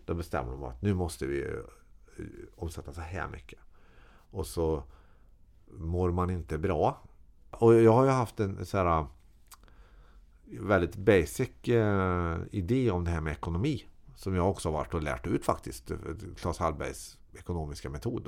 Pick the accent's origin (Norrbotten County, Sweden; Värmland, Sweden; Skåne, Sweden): Värmland, Sweden; Karlstad; Jag är uppväxt på Herrhagen i Karlstad